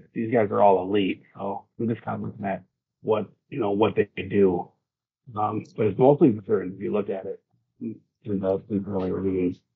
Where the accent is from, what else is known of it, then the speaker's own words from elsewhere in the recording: Wisconsin, United States; I'm from Wisconsin